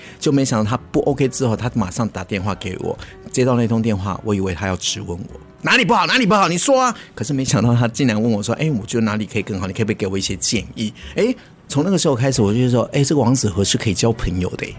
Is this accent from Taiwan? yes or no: yes; Taipei, Taiwan; moved away as an adult; now in Taichung, Taiwan; 以前我是台北人，我在台中开始在做婚礼产业的主持人